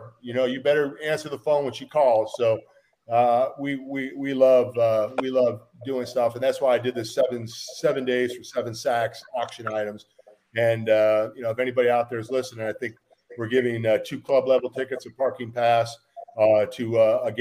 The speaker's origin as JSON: {"language": "English", "town": "Chicago", "region": "Illinois", "country": "United States", "moved": "as an adult", "lives_now": "Kansas City, United States", "said": "I was from Chicago"}